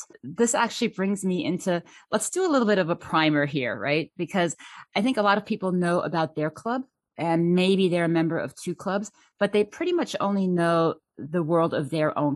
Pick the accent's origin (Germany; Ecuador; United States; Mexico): Germany; moved away; I'm actually originally from Germany, so I am truly bilingual. I still speak German every day at work.